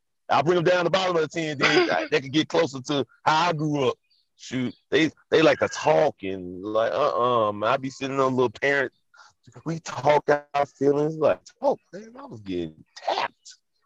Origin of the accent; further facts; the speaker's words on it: Memphis, Tennessee, United States; now in California, United States; I'm from Memphis.